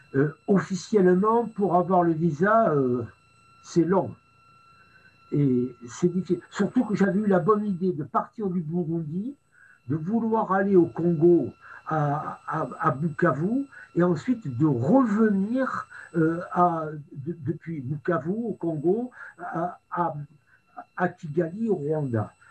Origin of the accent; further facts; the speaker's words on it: France; j'ai été accueilli en tant que Français